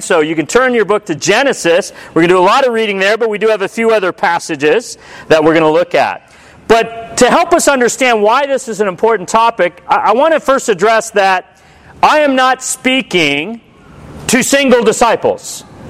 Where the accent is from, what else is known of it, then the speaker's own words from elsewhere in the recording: United States; I'm a disciple who's American.